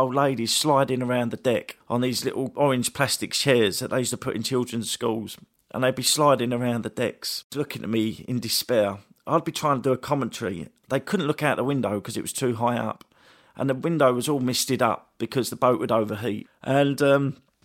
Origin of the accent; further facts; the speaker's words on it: England, United Kingdom; being English.